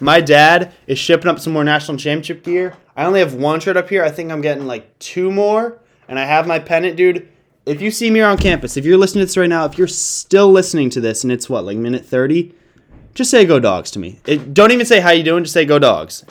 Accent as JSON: {"language": "English", "region": "Connecticut", "country": "United States", "said": "I'm from Connecticut."}